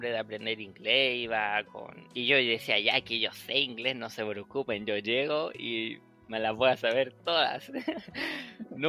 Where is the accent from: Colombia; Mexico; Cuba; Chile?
Chile; accent: Chilean; no, soy chileno. Me dice, oh, ¿en serio? ¿No sabías que eres chileno? Porque no se te nota, porque me acostumbré tanto al hablar neutro que ya no tengo tanto el acento chileno